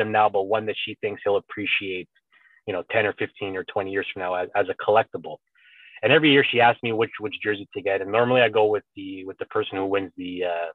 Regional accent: Canada; I'm of Italian lineage, but I was born in Canada

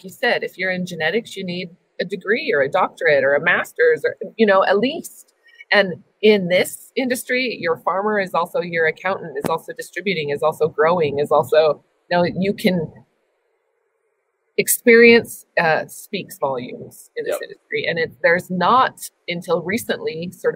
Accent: Wyoming, United States; now in Utah, United States; I'm from Wyoming

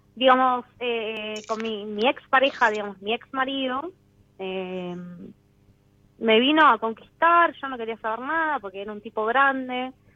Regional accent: Quilmes, Buenos Aires Province, Argentina; Nací en Quilmes, sí, sí, sí, tengo una hermana gemela.

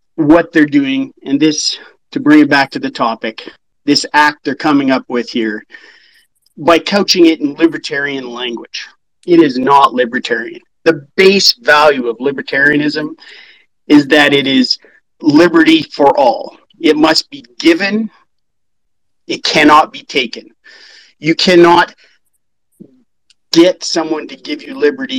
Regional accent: Northern Alberta, Canada; also born or lived in Saskatchewan; born and raised in Northern Alberta

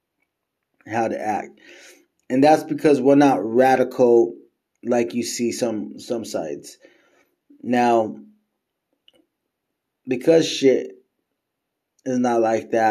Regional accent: United States; As an American

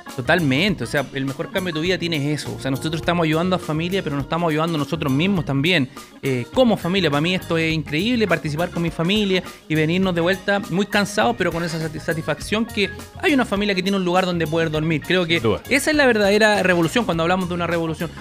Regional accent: Maipú, Santiago Metropolitan Region, Chile; Yo vivía en una población muy complicada de Maipú

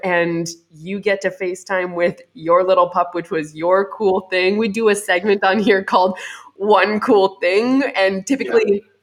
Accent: Canada; I'm Canadian

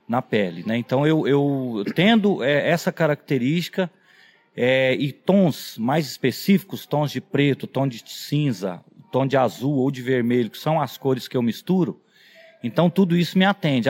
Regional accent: Quirinópolis, Goiás, Brazil; a minha cidade natal é Quirinópolis, que é no, no, no interior do estado de Goiás

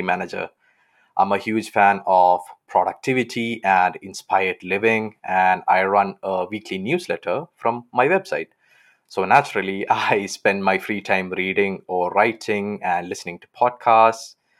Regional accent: Kerala, India; now in Aachen, Germany; I'm from Kerala on the south side of India

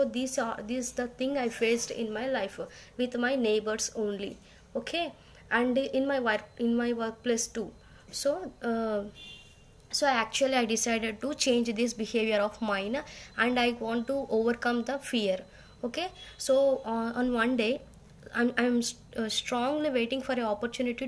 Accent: India; from India

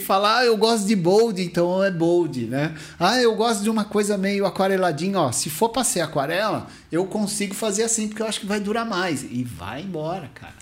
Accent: Mauá, São Paulo, Brazil; O fliperama lá da minha cidade, lá de, de Mauá

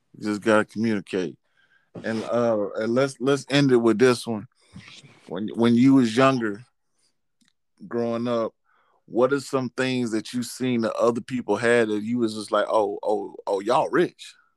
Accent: Georgia, United States; I'm from Georgia

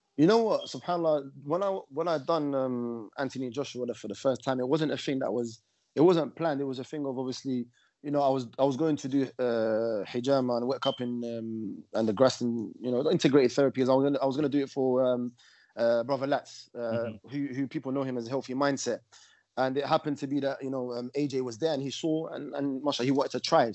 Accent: London, United Kingdom; also born or lived in Morocco (ancestry); grew up uh, in uh, northwest London

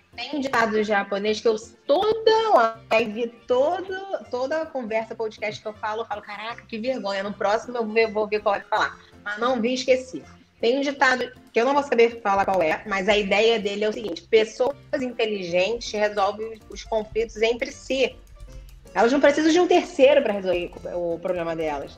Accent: Rio de Janeiro, Brazil; porque eu sou carioca, falo caro

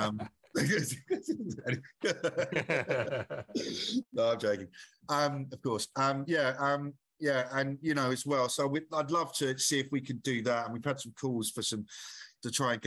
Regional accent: Essex, East of England, United Kingdom; now in London, United Kingdom; So I'm originally from Essex.

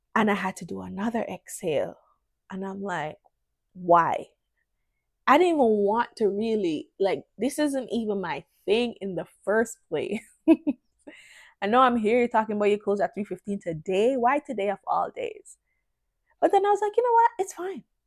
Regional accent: Jamaica; moved away; also born or lived in Canada; as a Jamaican, you think you're I don't know how to put it. It's like because in Jamaica, the lifestyle it's pretty chill and stuff, but it's also like we don't take disrespect

